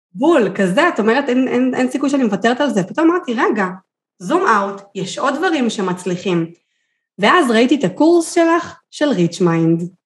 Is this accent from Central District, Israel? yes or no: yes; Kfar Saba, Central District, Israel; moved away as an adult; also born or lived in Kiryat Gat; אני מכפר סבא במקור, לקריית גת